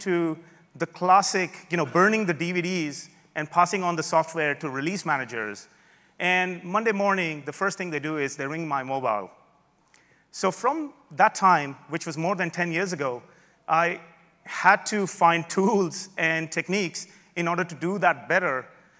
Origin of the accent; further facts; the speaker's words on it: Melbourne, Victoria, Australia; I'm from Melbourne, Australia. You don't hear the accent.